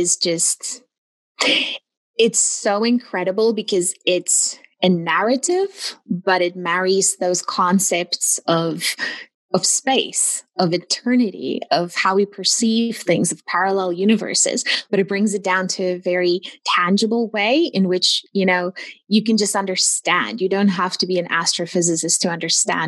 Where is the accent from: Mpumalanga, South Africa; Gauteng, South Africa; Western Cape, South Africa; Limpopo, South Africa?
Gauteng, South Africa; Pretoria; moved away as an adult; also born or lived in Namibia; now in Kitchener, Canada; I was born in South Africa, Pretoria, South Africa. And then when I was 21, we immigrated to Canada